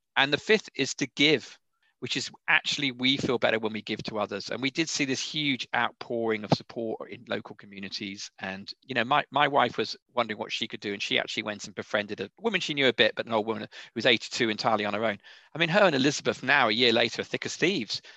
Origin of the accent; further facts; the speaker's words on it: United Kingdom; being British